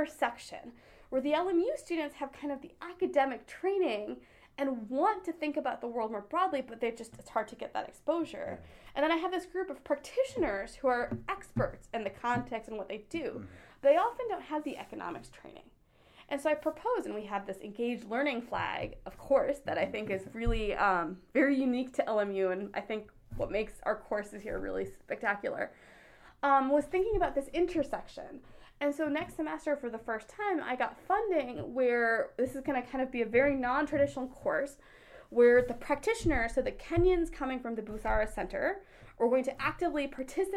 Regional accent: United States; So I am Indian American. So my parents are immigrants from India. So I grew up here

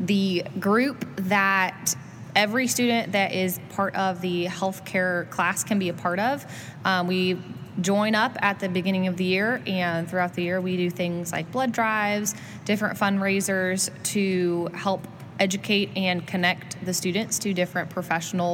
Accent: Southern California, United States; moved away as an adult; also born or lived in Eastern Washington / Auburn, Alabama; I grew up in California. I did most of my school down there in Southern California, right by Disneyland.

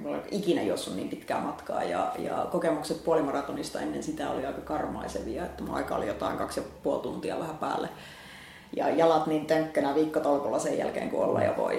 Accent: Finland; moved away as an adult; also born or lived in Helsinki; mä olin pitkään, maaseudulta kotoisin

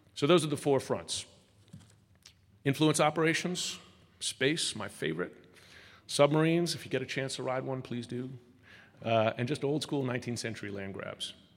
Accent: United States; as an American

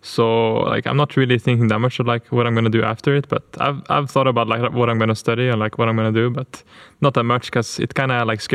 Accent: Norway; my home country in Norway

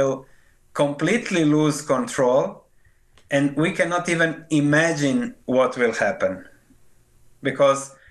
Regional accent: Croatia; I was born in Yugoslavia, then later became Croatia.

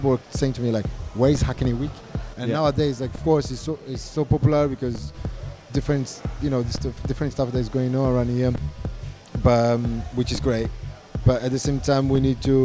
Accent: Brazil; now in London, United Kingdom; I'm from Brazil, okay? Like, I'm half Brazilian, half Italian. When I arrived here, I didn't have no friends whatsoever

